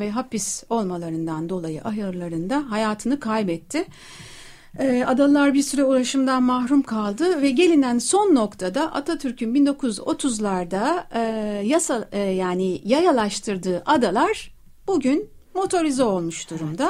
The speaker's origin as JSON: {"language": "Turkish", "area": "Princes' Islands", "region": "Istanbul", "country": "Turkey", "tie": "born or raised there", "said": "İşte ben doğma büyüme adalıyım"}